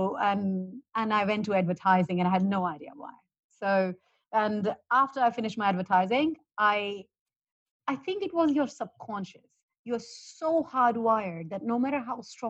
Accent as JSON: {"language": "English", "country": "India", "tie": "born or raised there", "also_born_or_lived": "Australia", "moved": "as an adult", "said": "I'm born and brought up in India, and I'm in a very Indian family"}